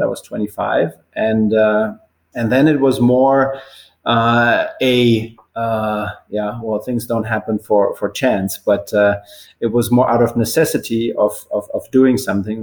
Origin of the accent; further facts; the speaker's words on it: Bavaria, Germany; moved away; also born or lived in Würzburg, Germany; I left left my hometown when I was 18 to finish high school nearby in a, a, little bit of a bigger city called Würzburg, also in Bavaria.